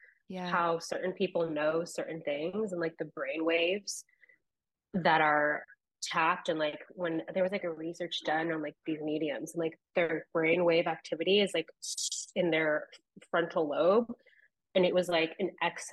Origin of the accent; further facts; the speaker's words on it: Ventura, California, United States; also born or lived in Florida; now in New York, United States; I am from Ventura, California. I lived there for like majority of my childhood, and then we moved to Florida